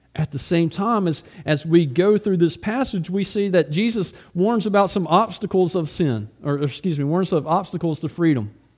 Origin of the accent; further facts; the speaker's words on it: United States; also born or lived in Russia; as an American